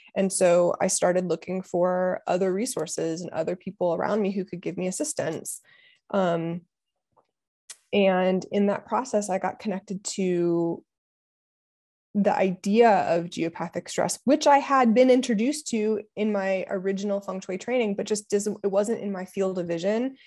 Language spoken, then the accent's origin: English; Ohio, United States; moved away; also born or lived in Pennsylvania; I'm from Ohio